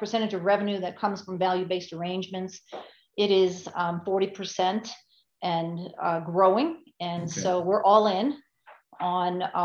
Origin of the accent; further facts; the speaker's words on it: Long Island, New York, United States; moved away; also born or lived in Park City, Utah / Phoenix; I hail from Long Island, New York. Haven't lived there in a long time.